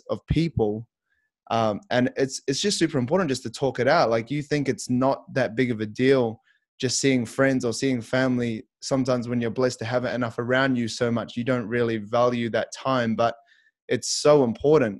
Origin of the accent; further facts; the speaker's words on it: Christchurch, Canterbury, New Zealand; also born or lived in Auckland; I moved from my home city up to Auckland. So I'm from Christchurch.